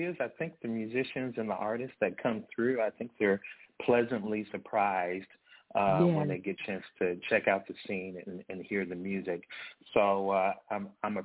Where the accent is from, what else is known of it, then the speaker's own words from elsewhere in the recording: Dumas, Arkansas, United States; also born or lived in Kansas City; now in Little Rock, United States; Dumas, Arkansas was the town that I grew up